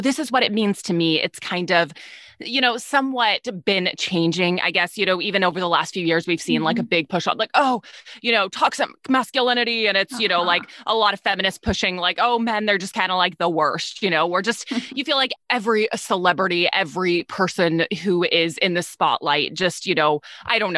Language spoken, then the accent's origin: English; Texas, United States; I'm from Texas